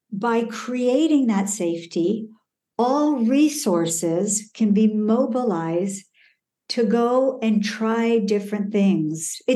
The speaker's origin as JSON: {"language": "English", "country": "Iran", "tie": "born there", "also_born_or_lived": "Canada / Colorado / France", "said": "I was born in Iran. I lived in Canada, uh, Colorado, uh, France."}